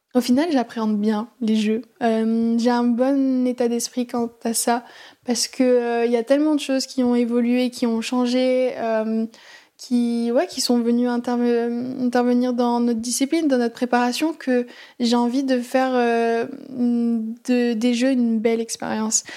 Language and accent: French; Aix-en-Provence, Provence-Alpes-Côte d'Azur, France; moved away as an adult; now in Paris, France; je suis originaire d'Aix-en-Provence